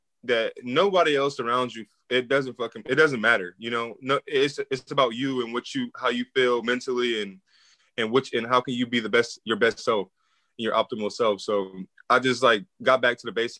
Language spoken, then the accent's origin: English; Omaha, Nebraska, United States; moved away; also born or lived in Atlanta, Georgia / Minnesota; I'm from Omaha.